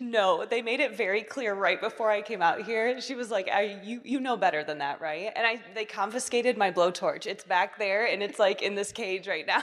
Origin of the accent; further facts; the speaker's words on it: Portage, Michigan, United States; I'm a small town girl from Michigan. I'm from Portage, Michigan, which is a suburb of the big city Kalamazoo